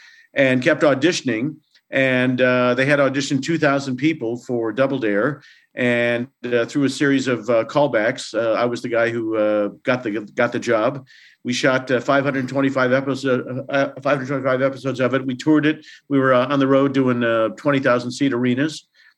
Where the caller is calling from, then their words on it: Santa Barbara, California, United States; The central coast of California in Santa Barbara.